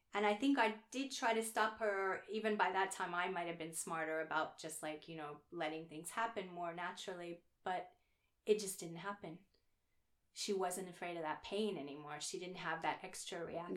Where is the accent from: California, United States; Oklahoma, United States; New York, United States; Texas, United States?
Oklahoma, United States; moved away; I'm from Oklahoma